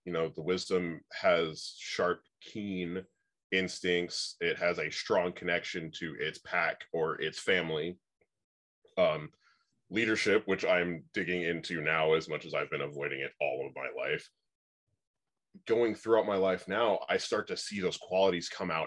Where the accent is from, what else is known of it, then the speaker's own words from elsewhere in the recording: Oregon, United States; I grew up out in Oregon.